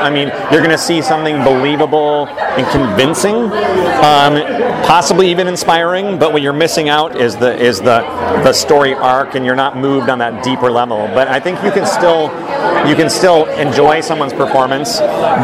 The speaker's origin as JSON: {"language": "English", "region": "Kansas", "country": "United States", "tie": "born or raised there", "also_born_or_lived": "San Francisco, California", "moved": "yes", "lives_now": "Los Angeles, United States", "said": "I was born in Los Angeles, but grew up in Kansas, moved back to Southern California, then San Francisco, and back to L.A."}